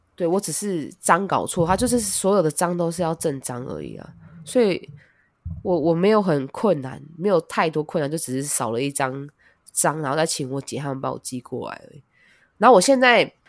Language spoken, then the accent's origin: Chinese; Taiwan; now in Japan; 我不是日本人，我是台湾人，我还是拿着台湾护照